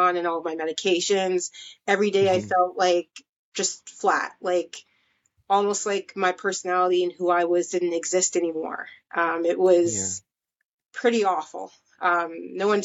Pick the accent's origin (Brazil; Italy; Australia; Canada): Canada; also born or lived in Mississauga, Ontario; I'm from Canada. I live close to Toronto in a city called Mississauga.